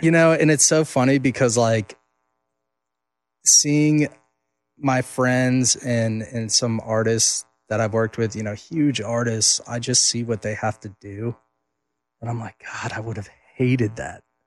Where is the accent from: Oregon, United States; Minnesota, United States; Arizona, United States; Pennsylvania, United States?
Minnesota, United States; Duluth; my hometown of Duluth, Minnesota. Um, so I grew up going, watching them.